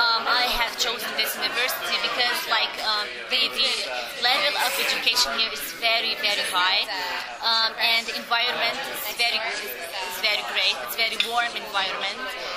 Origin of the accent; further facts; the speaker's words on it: Bethlehem, West Bank, Palestine; born there; English is a second language; Yes, I was born in Bethlehem.